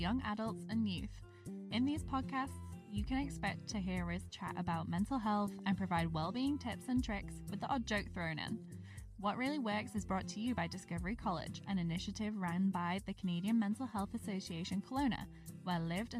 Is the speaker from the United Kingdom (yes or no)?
yes; York, Yorkshire and the Humber, United Kingdom; moved away; My hometown, York, has a lot of old stuff.